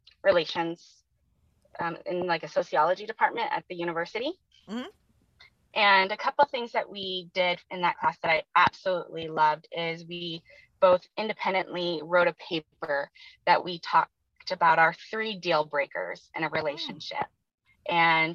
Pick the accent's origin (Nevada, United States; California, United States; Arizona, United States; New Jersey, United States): California, United States; Oakland; born there; also born or lived in Monterey; So I lived with him in Monterey, California, and I was born in Oakland, like out at Treasure Island.